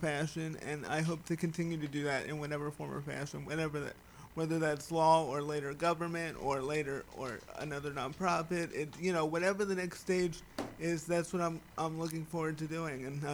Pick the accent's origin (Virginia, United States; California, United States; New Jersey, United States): New Jersey, United States; Atlantic County; I grew up in Atlanta County, New Jersey